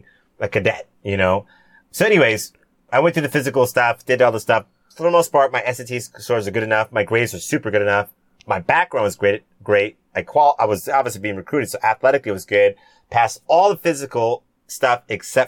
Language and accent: English; San Diego, California, United States; also born or lived in Cayman Islands (ancestry) / Jamaica (ancestry); My dad served in the Navy for 15 years. We grew up in San Diego